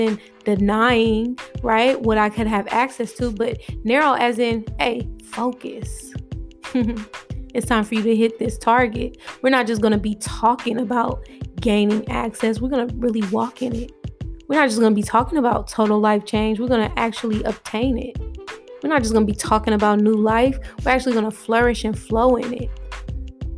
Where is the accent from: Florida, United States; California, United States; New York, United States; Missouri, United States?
California, United States; Oakland; I'm born and raised in Oakland, California.